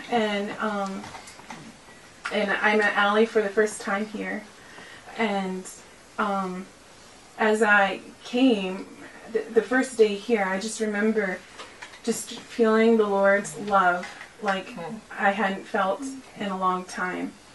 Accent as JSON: {"language": "English", "region": "Pennsylvania", "country": "United States", "moved": "as an adult", "lives_now": "Minnesota, United States", "said": "I'm from Pennsylvania"}